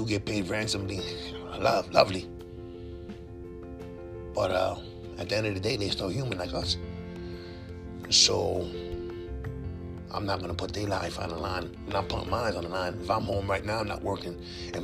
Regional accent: New York, United States; as a New Yorker, as a sports fan

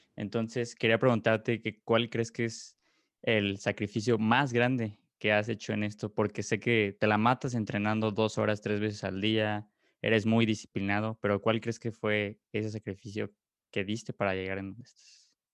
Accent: Mexico; como mexicanos, pues sí se siente mucho orgullo

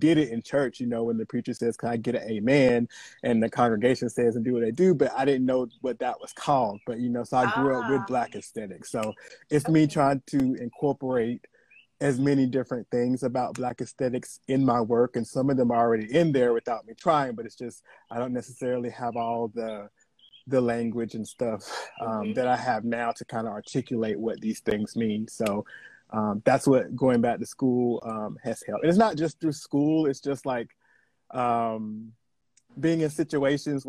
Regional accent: the South, United States; also born or lived in North Carolina; now in California, United States; I'm from the South

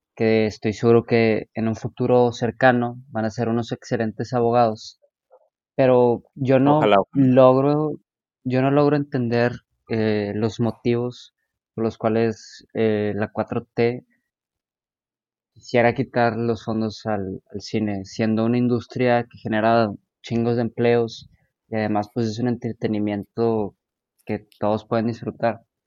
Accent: Nuevo León, Mexico; el cine de mi estado, de mi tierra

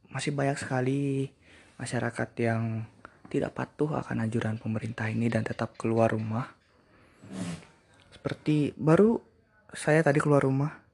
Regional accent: Bali, Indonesia; gue juga dari Bali

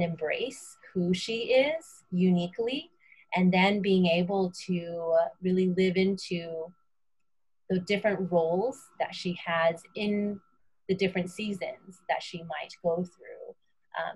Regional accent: Houston, Texas, United States; moved away as an adult; also born or lived in Austin, Texas; now in Boston, United States; I was born and raised in Houston, Texas, where I'm from, but now my family and I live in the Boston, Massachusetts area

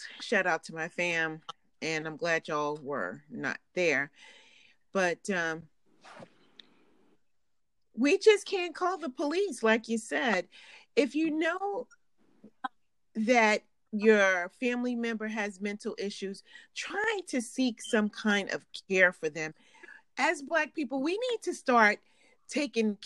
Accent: New York, United States; growing up in New York and being a Catholic and going to Catholic schools

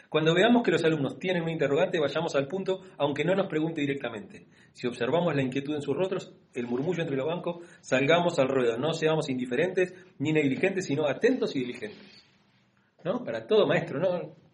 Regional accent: Argentina; nosotros somos, más argentinos

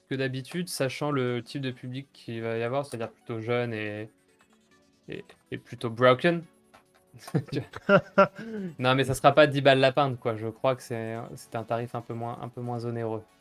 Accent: Bourgogne-Franche-Comté, France; Je viens de Franche-Comté.

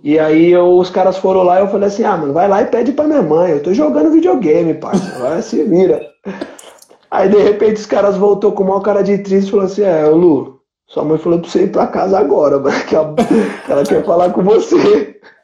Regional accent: São Paulo, Brazil; also born or lived in Itaim, São Paulo; eu nasci em São Miguel, lá no Santana, onde é a, a minha adega

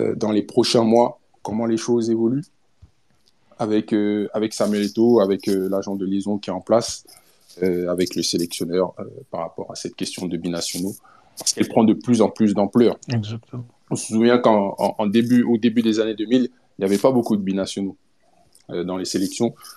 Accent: Cameroon; chez nous, au Cameroun

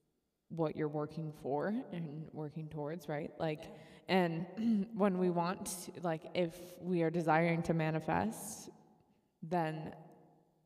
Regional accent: Buffalo, New York, United States; moved away; I'm from Buffalo, New York

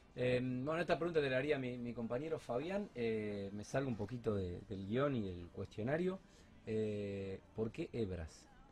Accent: Argentina; somos argentinos

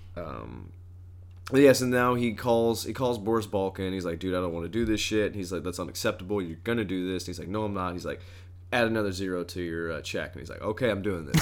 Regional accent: Southern Indiana, United States; I'm actually from Southern Indiana

